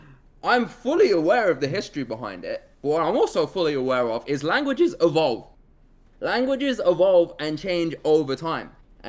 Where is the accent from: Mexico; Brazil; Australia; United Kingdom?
United Kingdom; now in United States; UK Papa John's is the shit, though. Like, it's the one thing I miss about my home country.